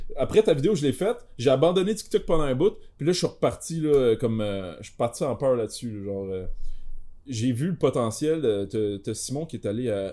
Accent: Quebec, Canada; je suis québécois

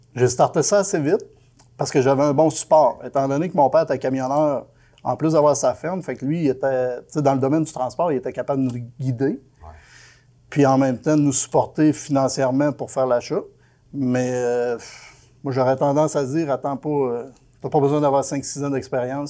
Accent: Quebec, Canada; moi je viens du Lac-Saint-Jean

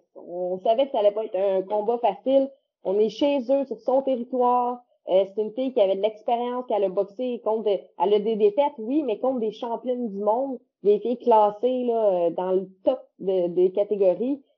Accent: Quebec, Canada; chez nous, au Québec

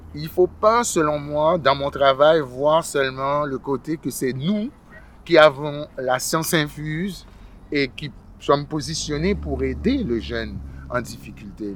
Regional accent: Quebec, Canada; also born or lived in Haiti; je suis arrivé au Québec, euh, ça fait très très longtemps, j'étais très jeune, euh, j'avais une dizaine d'années. Je suis arrivé d'Haïti en 1977.

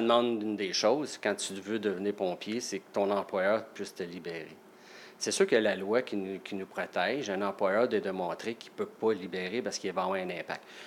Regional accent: Salaberry-de-Valleyfield, Quebec, Canada; now in Saint-Zotique, Canada; je suis natif de Valleyfield. Je suis un vrai campi valencien.

